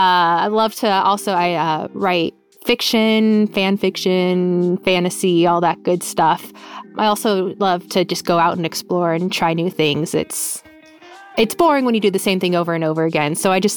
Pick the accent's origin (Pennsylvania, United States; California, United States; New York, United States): California, United States; San Diego; now in North Hollywood, United States; 28 years old. I was born and raised in San Diego, but living up here in North Hollywood now.